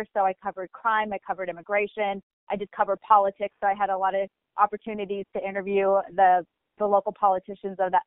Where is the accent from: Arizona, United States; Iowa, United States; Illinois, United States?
Arizona, United States; Oro Valley; also born or lived in Tucson, Arizona; I actually grew up in the town called Oro Valley